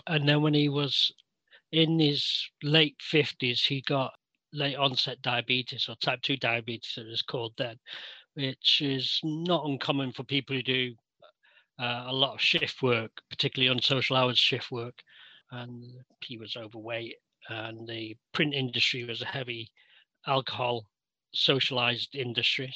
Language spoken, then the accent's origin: English; Manchester, North West England, United Kingdom; I was born in Old Trafford, Manchester